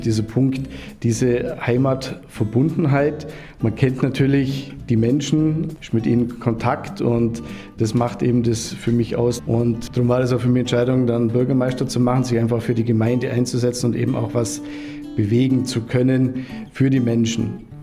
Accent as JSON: {"language": "German", "town": "Pforzen", "region": "Bavaria", "country": "Germany", "tie": "born or raised there", "said": "ich bin natürlich auch in Pforzen geboren, wann immer in Pforzen gewesen"}